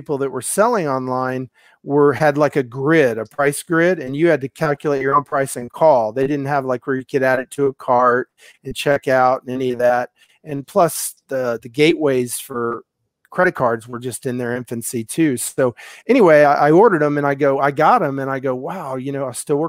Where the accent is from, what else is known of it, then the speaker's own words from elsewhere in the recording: Houston, Texas, United States; also born or lived in Albuquerque / Tampa; I'm from Houston